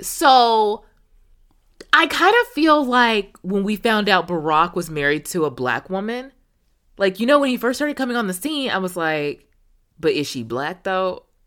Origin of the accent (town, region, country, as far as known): United States